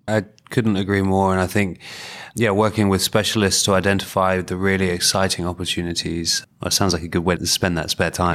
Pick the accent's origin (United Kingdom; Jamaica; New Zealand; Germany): United Kingdom; in the U K, we don't celebrate failure enough